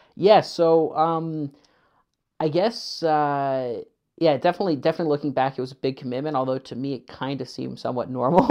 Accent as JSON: {"language": "English", "town": "Kitchener", "region": "Ontario", "country": "Canada", "tie": "born or raised there", "also_born_or_lived": "Winnipeg", "said": "I mainly grew up in Kitchener"}